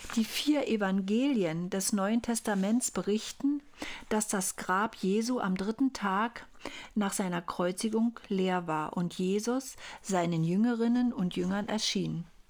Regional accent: Altmark, Saxony-Anhalt, Germany; In meiner Heimat, in der Altmark

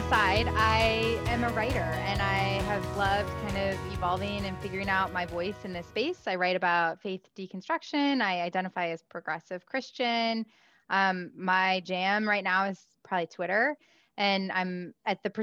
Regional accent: Midwest, United States; I grew up in the Midwest

